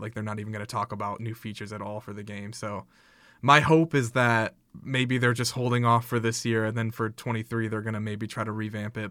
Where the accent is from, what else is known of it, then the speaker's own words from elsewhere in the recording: South Bend, Indiana, United States; I'm from South Bend